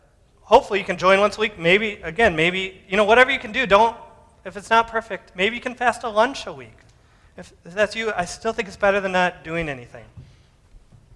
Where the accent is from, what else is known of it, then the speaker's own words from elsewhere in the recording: United States; I'm American